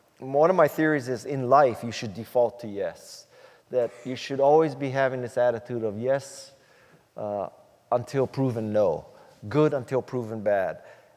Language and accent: English; Hawaii, United States; moved away as an adult; also born or lived in Silicon Valley; I was born and raised in Hawaii, and I went to Stanford in 72